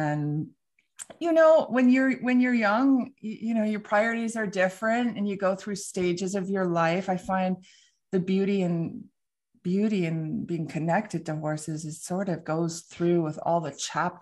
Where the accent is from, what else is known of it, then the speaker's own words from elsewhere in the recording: Vancouver, British Columbia, Canada; I'm from Vancouver, British Columbia